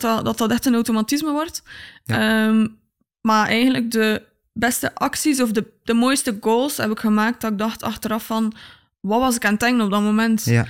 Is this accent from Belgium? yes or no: yes; Tielt, Flanders, Belgium; also born or lived in Wakken; ik ben geboren in Tielt